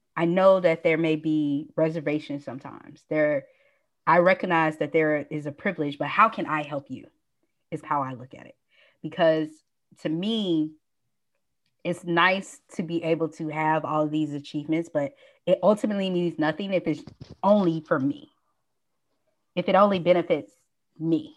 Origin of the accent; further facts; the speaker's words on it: Nashville, Tennessee, United States; also born or lived in Atlanta, Georgia; now in Los Angeles, United States; I'm from Nashville, Tennessee.